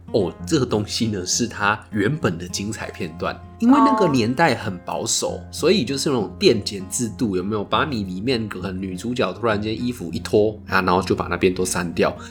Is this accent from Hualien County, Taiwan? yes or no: no; Tainan, Taiwan; 我们就是身为台南人的经验